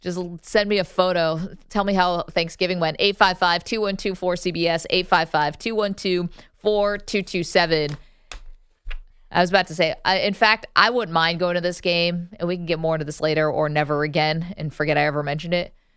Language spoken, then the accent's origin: English; upstate New York, United States; I'm from upstate New York